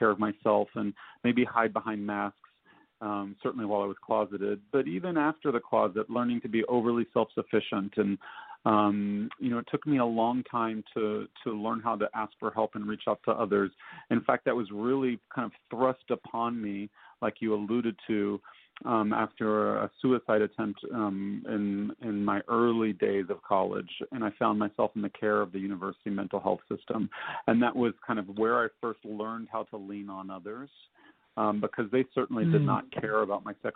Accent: Nashville, Tennessee, United States; I grew up in Nashville

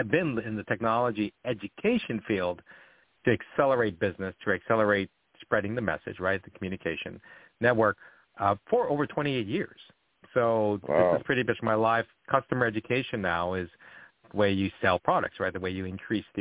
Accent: Oahu, Hawaii, United States; I'm from Oahu

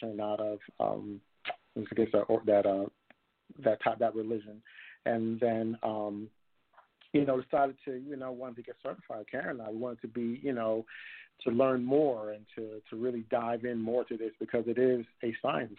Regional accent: New York City, New York, United States; moved away as an adult; now in Atlanta, United States; I was born and raised in Brooklyn

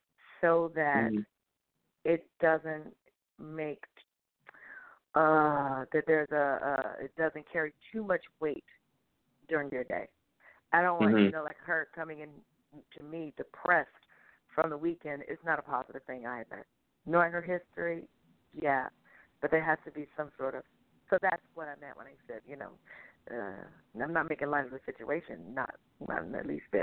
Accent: Jamaica; I told you I'm Jamaican.

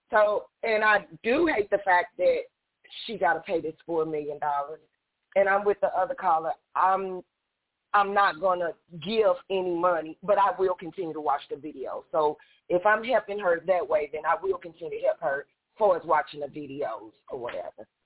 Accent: New York, United States; I'm from New York

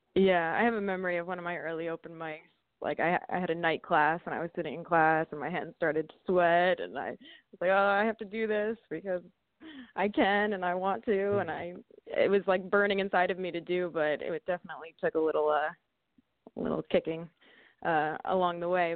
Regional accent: Vernon, New Jersey, United States; I grew up right near a ski mountain called Mountain Creek. It's actually in uh, mm-hmm. Sussex County, Vernon, New Jersey.

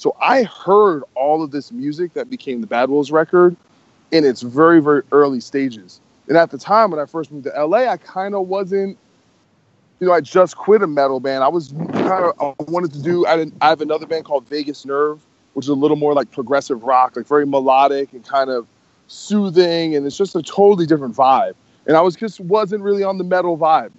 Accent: New Jersey, United States; moved away as an adult; now in Los Angeles, United States; I grew up in New Jersey my whole life, and I decided to move to L.A.

